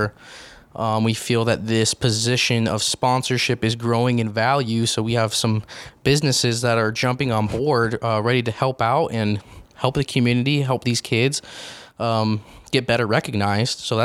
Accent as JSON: {"language": "English", "town": "Grantsville", "region": "Utah", "country": "United States", "tie": "born or raised there", "said": "He was my dentist growing up in Grantsville"}